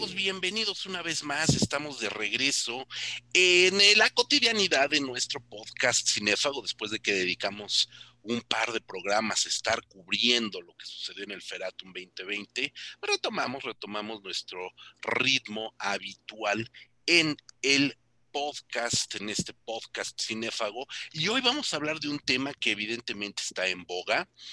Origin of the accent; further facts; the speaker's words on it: Mexico; como mexicanos